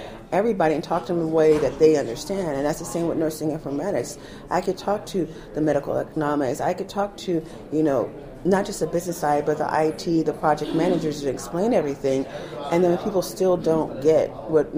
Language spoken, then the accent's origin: English; United States; I'm an American. I'm the American nurse that's coming to town